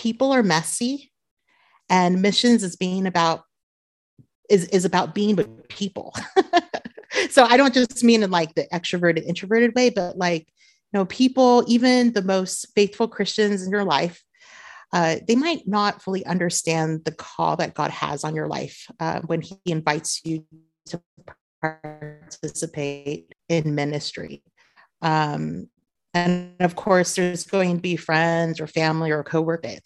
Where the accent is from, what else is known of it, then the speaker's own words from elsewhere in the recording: Southern California, United States; moved away as an adult; now in Beirut, Lebanon; born and raised in Southern California